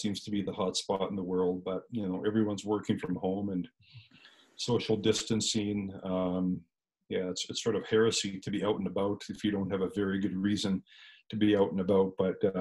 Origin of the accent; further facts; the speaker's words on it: Canada; I'm Canadian